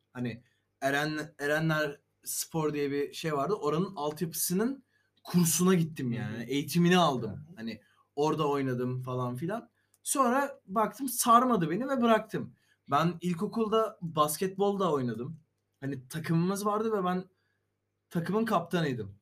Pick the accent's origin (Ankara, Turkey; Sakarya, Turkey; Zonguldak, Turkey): Sakarya, Turkey; biz Sakaryalı olarak